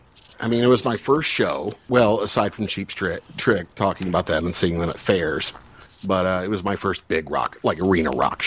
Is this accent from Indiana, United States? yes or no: no; Morrison, Illinois, United States; I grew up in Morrison, Illinois, on the Iowa border.